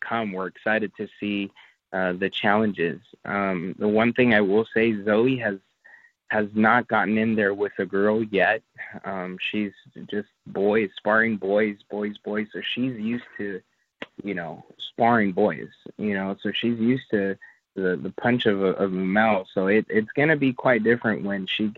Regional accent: Los Angeles, California, United States; moved away; we're from Los Angeles

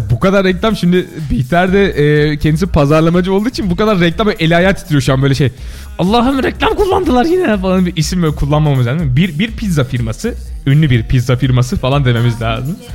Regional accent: Isparta, Turkey; moved away; şimdi kimisi İç Anadolu diyor Isparta'ya, kimisi Akdeniz. Biz hemen Torosların arkasında

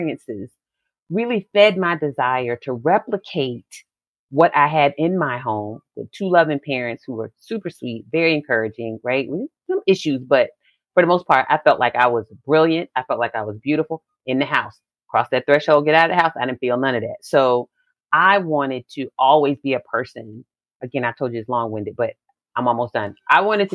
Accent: Virginia Beach, Virginia, United States; I grew up in a community. I'm from Virginia Beach, Virginia.

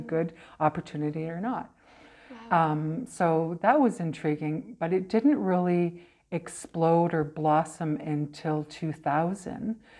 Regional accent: Brandon, Manitoba, Canada; also born or lived in Portage la Prairie, Manitoba / United States / Kamloops, British Columbia; So I came to Brandon. I was here when I was about eight. Um, so I've been here kind of uh, uh, off and on.

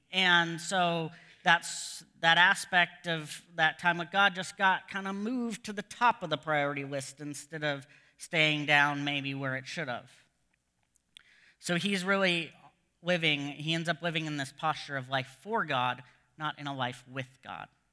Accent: United States; moved away as an adult; now in Canada; as an American

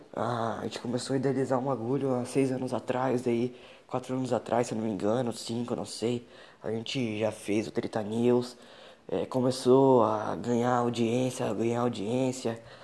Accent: São Roque, São Paulo, Brazil; Eu sou aqui de São Roque

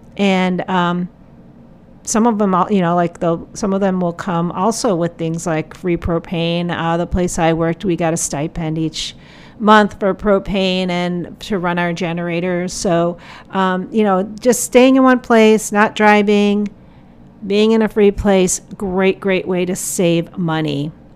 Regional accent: Portland, Oregon, United States; my hometown of Portland, Oregon

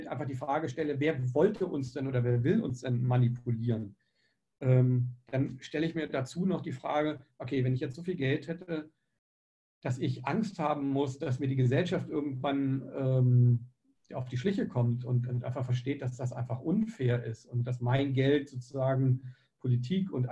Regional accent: Germany; also ich bin in einem, in Deutschland groß geworden

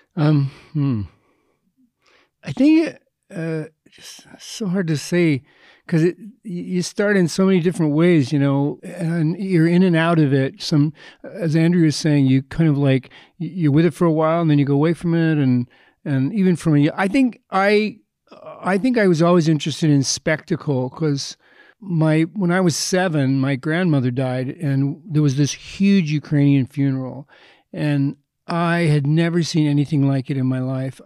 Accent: Edmonton, Alberta, Canada; I grew up in Edmonton

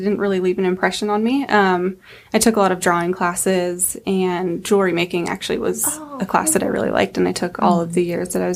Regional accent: Spokane, Washington, United States; also born or lived in Los Angeles, California; I grew up in Spokane, went to school, graduated from Central Valley High School

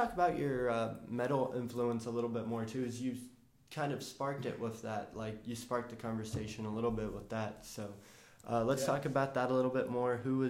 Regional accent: Memphis, Tennessee, United States; That's the only one that popped in my head since I'm from Memphis.

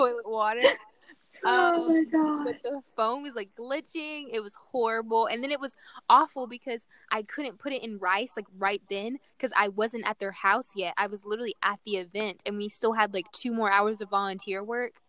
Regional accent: Little Rock, Arkansas, United States; moved away; I'm from Little Rock, Arkansas

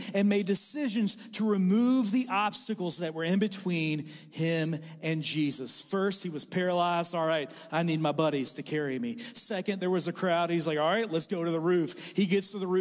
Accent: Sulphur, Kentucky, United States; I was raised in a place called Sulphur, Kentucky.

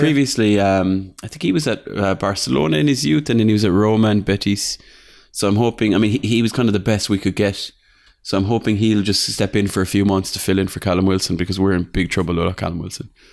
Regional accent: Ireland; I'm from Ireland.

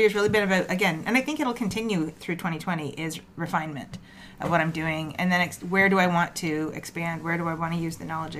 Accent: Toronto, Ontario, Canada; moved away as an adult; also born or lived in Ajax, Ontario; now in Mississauga, Canada; oh, where are you from? Scarborough. I've been here 15 years

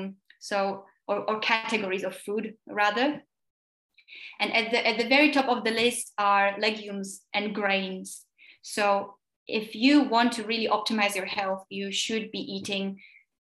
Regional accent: Slovakia; English is a second language; I'm from Slovakia

